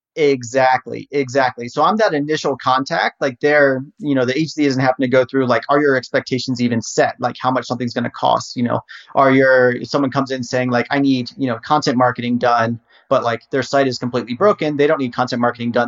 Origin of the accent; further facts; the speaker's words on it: Harrisonburg, Virginia, United States; I was born and raised in Virginia um, and wanted to go to university to do basically video production. So I was uh, raised in Harrisonburg